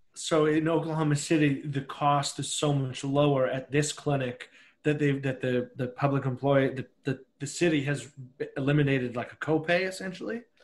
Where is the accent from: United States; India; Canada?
Canada; I'm Canadian